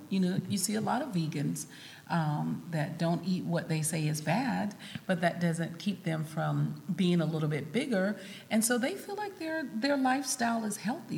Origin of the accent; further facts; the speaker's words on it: South Carolina, United States; moved away; I'm originally from South Carolina